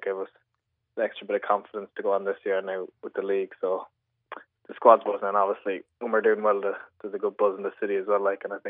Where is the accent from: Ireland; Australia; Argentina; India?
Ireland; There's obviously great ties with Liverpool and Ireland, so just to be part of the squad now as an Irish player is really good.